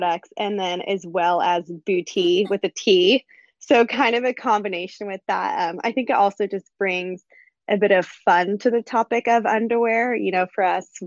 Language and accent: English; Los, California, United States; now in San Diego, United States; I live in San Diego, California. I grew up